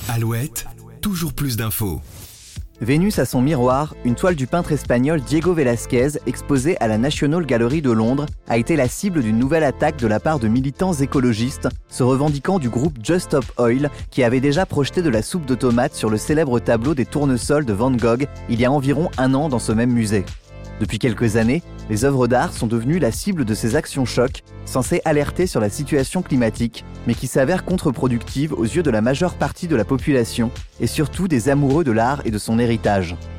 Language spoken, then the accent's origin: French; France; chez nous en France